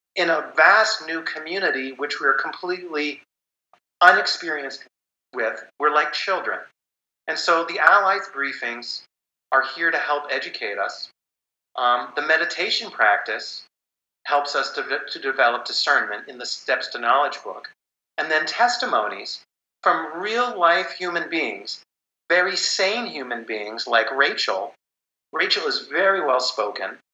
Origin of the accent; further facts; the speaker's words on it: United States; I'm an American